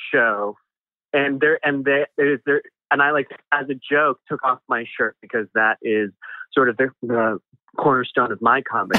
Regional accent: Chicago, Illinois, United States; moved away; grow up in Chicago or the, the surrounding area in the 90s

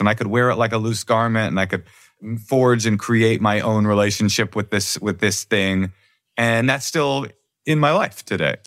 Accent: Oakland, California, United States; also born or lived in Brooklyn; the kids that I grew up with in Oakland

